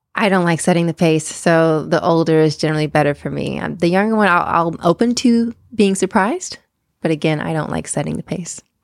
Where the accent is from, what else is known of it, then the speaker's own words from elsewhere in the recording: East Coast, United States; moved away; I'm originally from the East Coast.